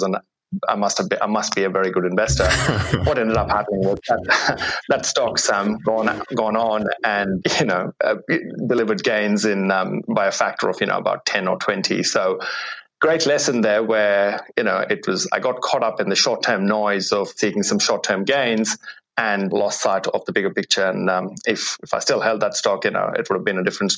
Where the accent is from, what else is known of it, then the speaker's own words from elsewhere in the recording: India; now in Australia; I grew up in India before coming to Australia